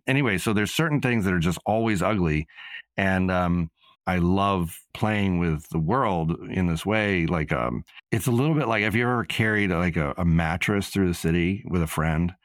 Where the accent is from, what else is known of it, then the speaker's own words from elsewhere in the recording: Nashville, Tennessee, United States; moved away as an adult; also born or lived in New York City; I grew up in Nashville and I had a certain amount of teenage angst while I lived there